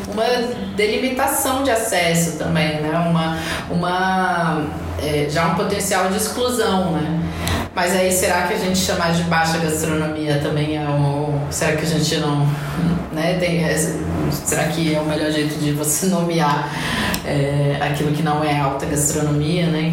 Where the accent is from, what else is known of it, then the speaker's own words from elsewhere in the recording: Brasília, Federal District, Brazil; also born or lived in Goiás; eu sou brasiliense